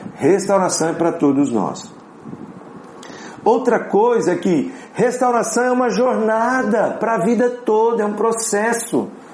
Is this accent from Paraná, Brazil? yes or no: yes; Apucarana, Paraná, Brazil; moved away; also born or lived in Minas Gerais / Curitiba; eu sou de Apucarana, interior do Paraná